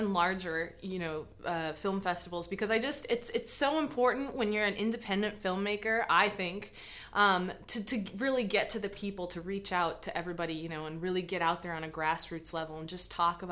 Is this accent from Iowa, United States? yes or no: yes; Mason City, Iowa, United States; moved away; Mason City, my hometown